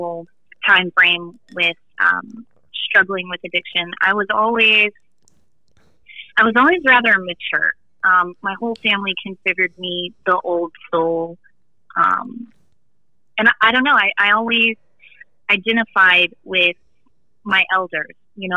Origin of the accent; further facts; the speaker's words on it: Florida, United States; moved away as an adult; also born or lived in Alabama; growing up in Florida, friends, family, environment